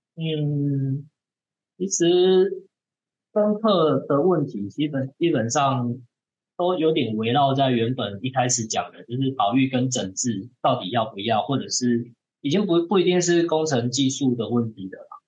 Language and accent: Chinese; Taiwan; also born or lived in Tainan; 我们台湾人就可能会利用山坡地去开垦、农作、耕种